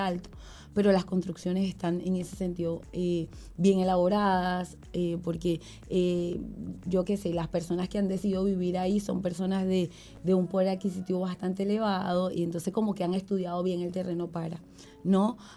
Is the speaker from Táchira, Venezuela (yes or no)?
no; Ocumare de la Costa, Aragua, Venezuela; now in Uruguay; soy de Aragua o soy de Comare, bien de la playa